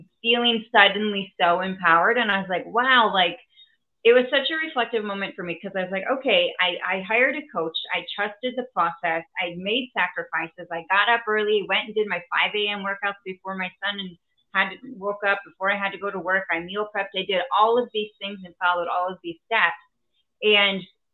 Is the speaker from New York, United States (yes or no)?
no; Wisconsin, United States; also born or lived in Texas; my entrepreneur journey probably began when I was young, growing up actually here in Wisconsin